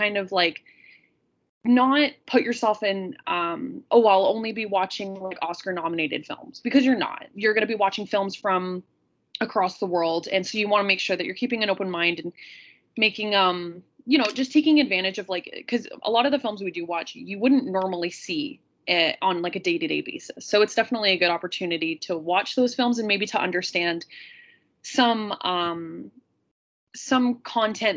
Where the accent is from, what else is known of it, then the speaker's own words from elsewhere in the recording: Canada; as a Canadian